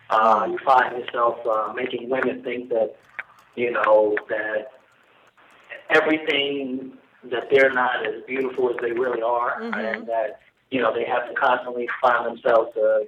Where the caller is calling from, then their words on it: Atlanta, Georgia, United States; from Atlanta, Georgia.